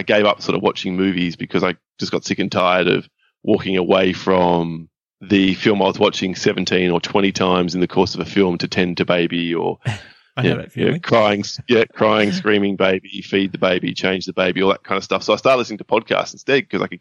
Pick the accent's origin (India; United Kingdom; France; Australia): Australia; Perth, Western Australia; I've lived in Perth my whole life